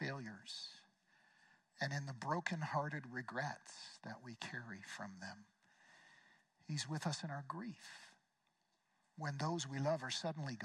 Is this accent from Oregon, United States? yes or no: yes; Eugene, Oregon, United States; my hometown of Eugene